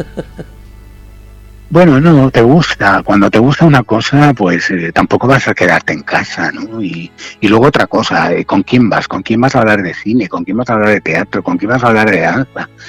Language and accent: Spanish; Alicante, Valencian Community, Spain; moved away as an adult; also born or lived in Madrid; soy alicantino